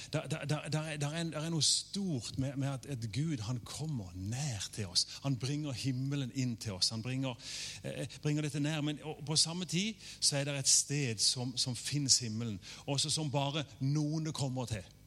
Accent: Norway; jeg har, norsk pass

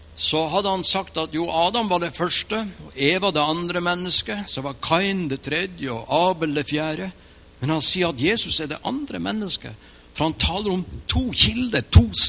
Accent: Mo i Rana, Nordland, Norway; Jeg trodde i flere år, i hvert fall tre år etter jeg ble en kristen, at jeg var fra Mo i Rana.

